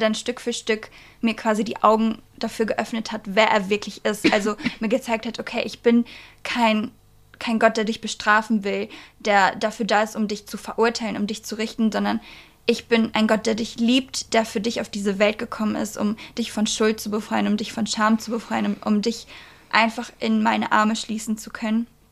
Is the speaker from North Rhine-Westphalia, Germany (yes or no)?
yes; Bielefeld, North Rhine-Westphalia, Germany; ich komme aus Bielefeld